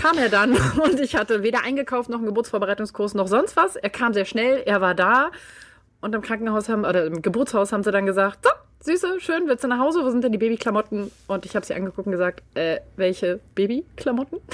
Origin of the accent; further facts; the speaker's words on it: Berlin, Germany; Ich bin in Berlin aufgewachsen und also mitten, mitten, mitten in der Stadt